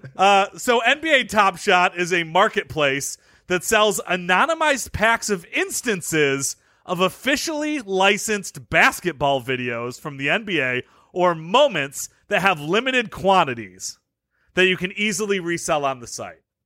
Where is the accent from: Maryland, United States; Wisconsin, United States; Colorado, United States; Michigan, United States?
Michigan, United States; Detroit; I'm from Detroit